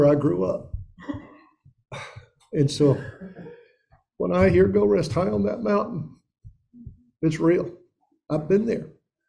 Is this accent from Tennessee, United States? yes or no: yes; Elizabethton, Tennessee, United States; I grew up in Upper East Tennessee. That's the Tri-Cities. That's Johnson City, Bristol, Kingsport. And I grew up in a suburb of Johnson City, Elizabethton.